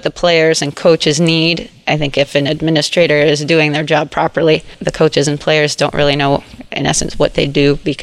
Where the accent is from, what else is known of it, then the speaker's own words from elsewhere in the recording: North Vancouver, British Columbia, Canada; also born or lived in Zimbabwe / Chicago; I moved to North Vancouver when I was 3